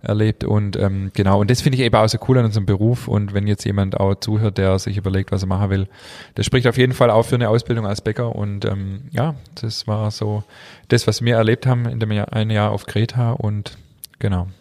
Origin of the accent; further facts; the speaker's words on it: Germany; moved away as an adult; also born or lived in Crete; ich als Deutscher